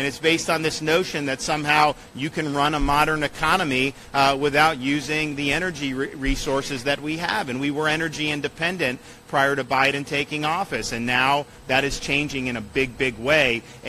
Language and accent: English; Florida, United States; I was born and raised in Florida.